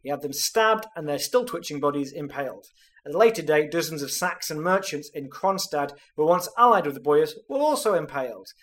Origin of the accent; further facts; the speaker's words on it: United Kingdom; I'm British